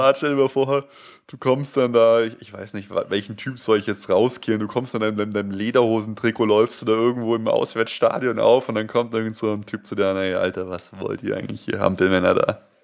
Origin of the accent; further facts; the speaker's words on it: Munich, Bavaria, Germany; accent: not Bavarian dialect; ich bin jetzt kein richtig krasser Bayer, Bayer, der jetzt bayerisch redet, aber ich bin ja halt in Bayern aufgewachsen, in München geboren